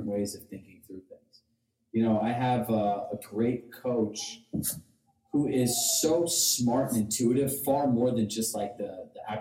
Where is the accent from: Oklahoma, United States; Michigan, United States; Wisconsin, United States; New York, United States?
New York, United States; Larchmont; moved away as an adult; also born or lived in Westchester; now in Westport, United States; I grew up in Larchmont